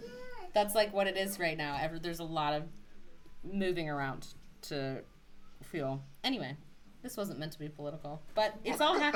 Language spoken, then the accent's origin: English; United States; moved away; I'm American.